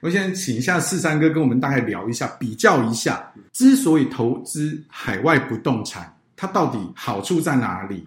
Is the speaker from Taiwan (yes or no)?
yes; Taiwan; 应该都是在台湾经济起飞的那个年代在成